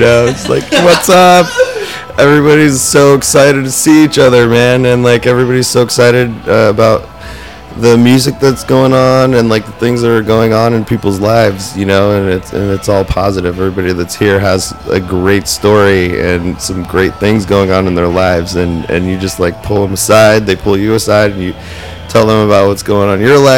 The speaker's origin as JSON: {"language": "English", "town": "Flagstaff", "region": "Arizona", "country": "United States", "tie": "born or raised there", "moved": "yes", "said": "we ended up in my hometown, Flagstaff"}